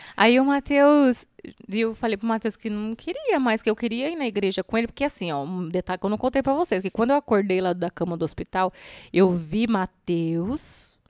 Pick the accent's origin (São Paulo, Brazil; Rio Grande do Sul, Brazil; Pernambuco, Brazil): São Paulo, Brazil; Sorocaba; born or raised there; also born or lived in Mairinque / Alumínio